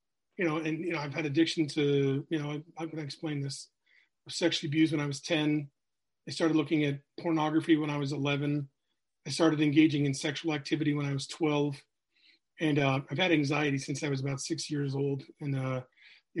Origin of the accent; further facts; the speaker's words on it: New Hampshire, United States; So I'm from New England. I grew up in New Hampshire.